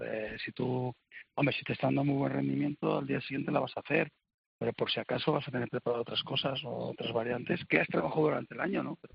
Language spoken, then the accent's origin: Spanish; Spain; yo soy español